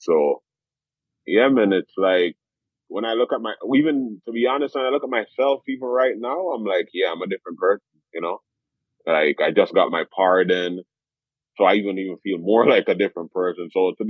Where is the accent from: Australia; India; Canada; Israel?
Canada; Toronto, Ontario; also born or lived in Jamaica; Yeah, I was born in Jamaica. And in 1997, I came to Toronto and I moved to Jane Street, which is Jane Street Chalk Farm, which is one of the most, like, I guess, violent areas in Canada.